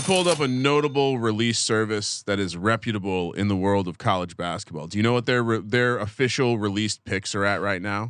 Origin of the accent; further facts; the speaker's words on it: New Jersey, United States; I grew up in Jersey